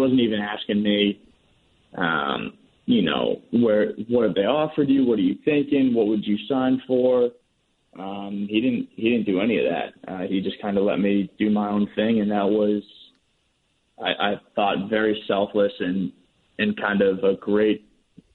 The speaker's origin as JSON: {"language": "English", "area": "Red Sox hometown", "region": "Massachusetts", "country": "United States", "tie": "born or raised there", "said": "my hometown team"}